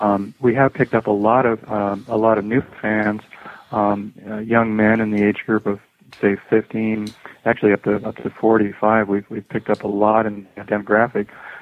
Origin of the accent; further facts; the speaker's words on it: Ireland; I'm also from Ireland.